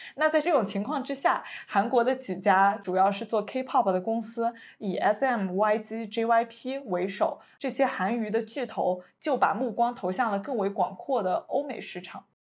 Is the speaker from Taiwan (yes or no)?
no; China; 作为一个中国人